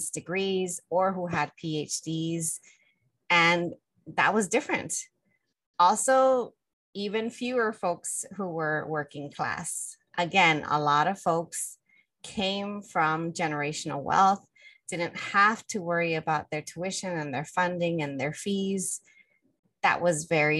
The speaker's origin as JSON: {"language": "English", "town": "Los Angeles", "region": "California", "country": "United States", "tie": "born or raised there", "said": "I grew up in the Northeast San Fernando Valley, community that has a predominant Mexican immigrant community"}